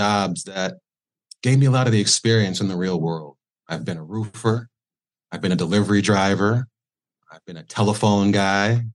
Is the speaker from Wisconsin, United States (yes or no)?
yes; Milwaukee, Wisconsin, United States; now in Florida, United States; Originally from Milwaukee, Wisconsin. That's where I was born and bred